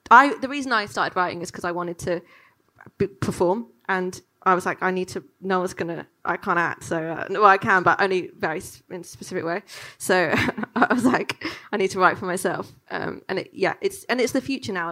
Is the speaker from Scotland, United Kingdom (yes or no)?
no; London, United Kingdom; growing up in London